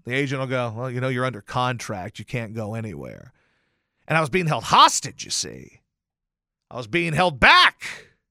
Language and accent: English; Louisiana, United States; I grew up in Louisiana